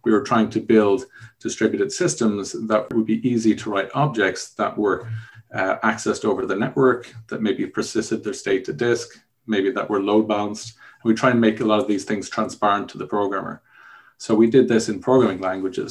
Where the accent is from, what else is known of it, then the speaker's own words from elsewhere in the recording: Dublin, Leinster, Ireland; also born or lived in Germany; I actually grew up in Dublin. I'm from Ireland, Dublin in Ireland